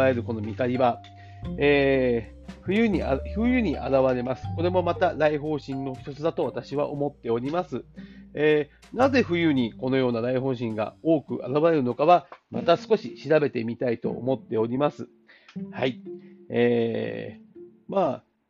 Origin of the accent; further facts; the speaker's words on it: Tanegashima, Kagoshima, Japan; 私の実家、種子島の方では